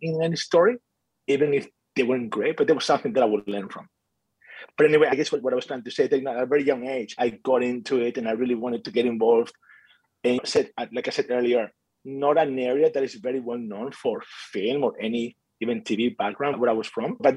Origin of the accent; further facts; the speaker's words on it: Galicia, Spain; moved away; I was born in Spain, in the northwest part of Spain, an area called Galicia, where there's not a lot of film background, to be honest. But I grew up there